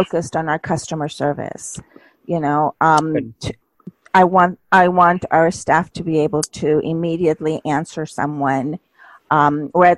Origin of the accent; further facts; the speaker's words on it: United States; also born or lived in Mexico; I was raised in the United States